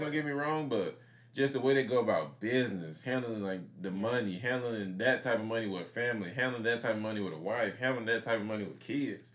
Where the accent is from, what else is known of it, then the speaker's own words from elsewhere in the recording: Mississippi, United States; I grew up in Mississippi